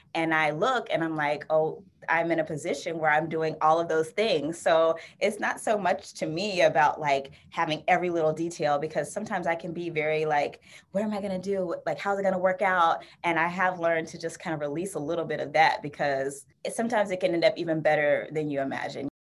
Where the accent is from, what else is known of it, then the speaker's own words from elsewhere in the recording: Florida, United States; now in Bay Area, United States; I'm from Florida originally